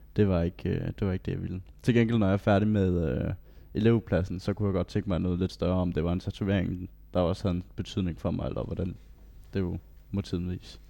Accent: Bellinge, Southern Denmark, Denmark; jeg er 19 år gammel, og jeg kommer fra Bellinge

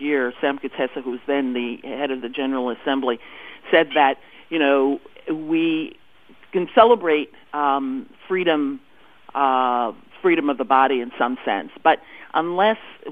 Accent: Panama; now in United States; I was born in Panama. I live in the United States now. I have West Indian parentage

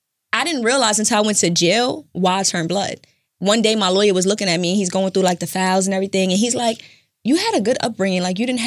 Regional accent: New York City, New York, United States; I'm from Brooklyn. You're from Brooklyn. I'm from the floors, Canarsie, okay.

